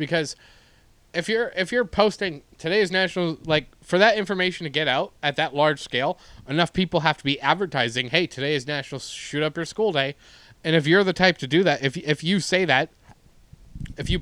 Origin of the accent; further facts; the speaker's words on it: Canada; now in Reseda, United States; as a Canadian